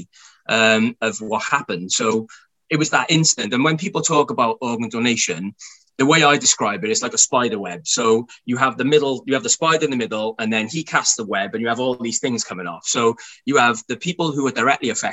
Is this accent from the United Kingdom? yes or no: yes; Cardiff, Wales, United Kingdom; We're from Splott